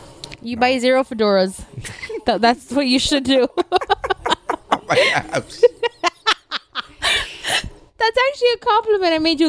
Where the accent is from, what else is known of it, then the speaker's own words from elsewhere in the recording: Hialeah Gardens, Florida, United States; I'm from Hialeah Gardens.